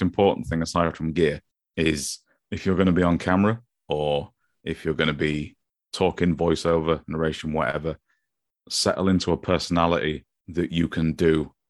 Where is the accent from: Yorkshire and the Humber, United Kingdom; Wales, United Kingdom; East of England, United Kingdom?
Yorkshire and the Humber, United Kingdom; Grimsby; accent: Grimsby; It's that my Grimsby accent is a sponge accent.